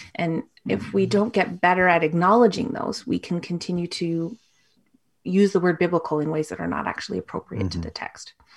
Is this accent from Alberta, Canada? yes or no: no; Toronto, Ontario, Canada; I grew up in Toronto